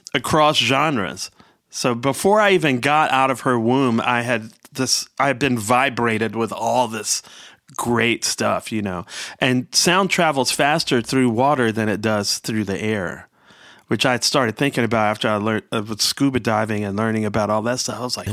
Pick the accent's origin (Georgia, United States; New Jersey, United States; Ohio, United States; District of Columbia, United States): District of Columbia, United States; Washington; growing up in Southeast Washington